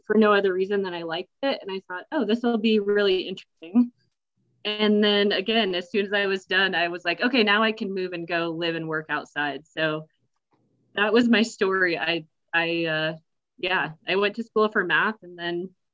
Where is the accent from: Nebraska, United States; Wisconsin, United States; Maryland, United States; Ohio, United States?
Nebraska, United States; moved away as an adult; now in Colorado, United States; I grew up in Nebraska